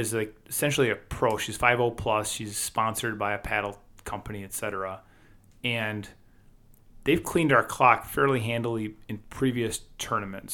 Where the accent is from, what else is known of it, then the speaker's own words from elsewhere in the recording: Wisconsin, United States; we're from Wisconsin